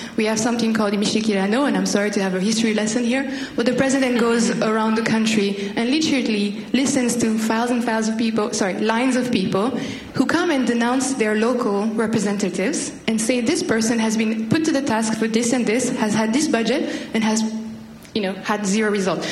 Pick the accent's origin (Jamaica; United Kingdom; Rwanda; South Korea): Rwanda; moved away; I'm from Rwanda